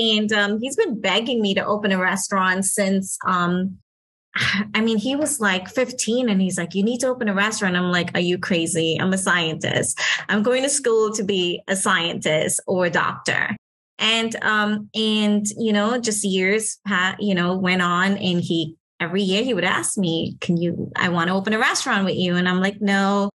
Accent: Trinidad & Tobago; now in Miami, United States; So I'm a local from Miami, migrating from Trinidad

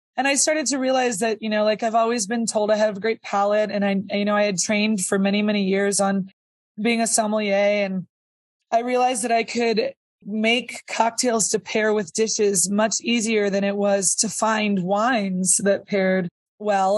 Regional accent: Sonoma County, California, United States; also born or lived in Napa; I grew up in Sonoma County

